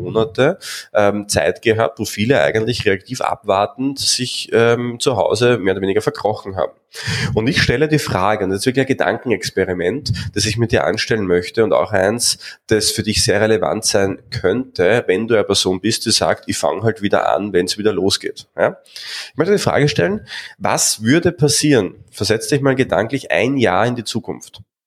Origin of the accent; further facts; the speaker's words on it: Austria; bei uns in Österreich